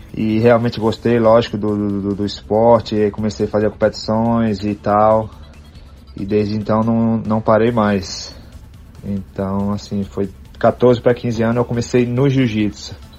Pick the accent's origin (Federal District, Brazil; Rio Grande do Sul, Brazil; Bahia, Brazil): Bahia, Brazil; Campo Formoso; moved away; also born or lived in San Diego, California; eu sou da cidade de Campo Formoso, aí no interior da Bahia, 400 km de Salvador